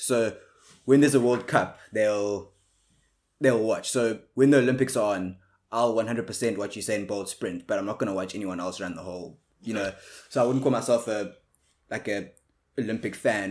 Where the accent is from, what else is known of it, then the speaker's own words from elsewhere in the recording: South Africa; like most South Africans are